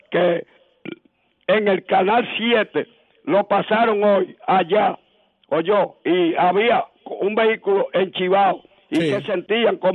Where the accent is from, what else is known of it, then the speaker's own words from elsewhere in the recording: Moca, Espaillat, Dominican Republic; Yo soy de Moca, tú oye.